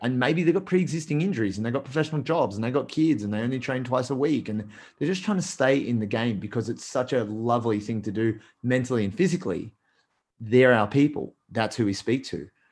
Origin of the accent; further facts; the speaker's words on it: Australia; I'm Australian